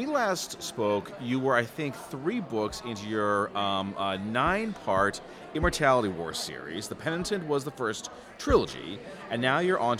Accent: Hanover, Massachusetts, United States; now in Western Massachusetts, United States; originally, I lived on the South Shore in Hanover, so not too far from Scituate.

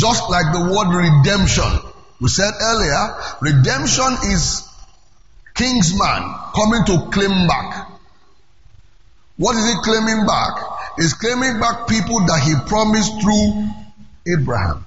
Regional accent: Lagos, Nigeria; I'm from Lagos

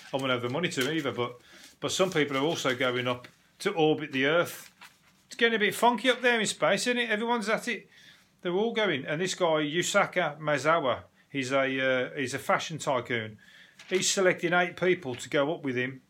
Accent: England, United Kingdom

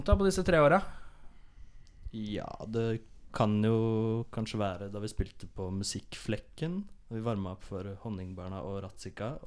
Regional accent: Moss, Østfold, Norway; i Moss blant annet der jeg kommer fra.

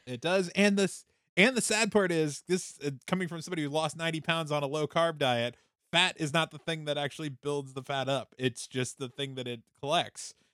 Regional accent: Minnesota, United States; I grew up in Minnesota

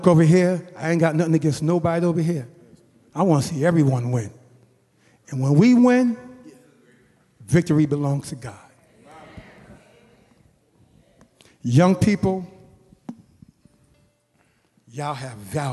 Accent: Boston, Massachusetts, United States; now in Mountain View, United States; I had a great church growing up in Boston.

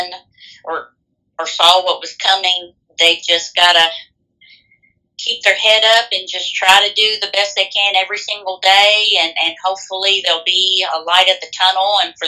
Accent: Boston, United States; my hometown, Boston

